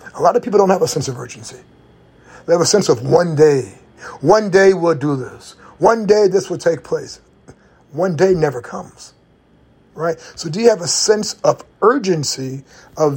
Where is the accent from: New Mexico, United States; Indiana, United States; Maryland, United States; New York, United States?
Indiana, United States; moved away; I'm from Indiana